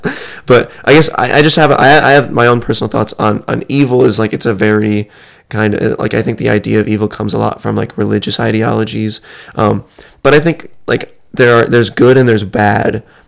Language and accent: English; United States; white kid growing up in America